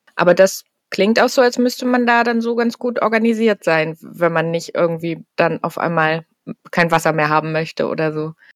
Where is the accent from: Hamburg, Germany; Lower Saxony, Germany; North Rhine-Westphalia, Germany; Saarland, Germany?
Hamburg, Germany; ich komme ja selber aus Hamburg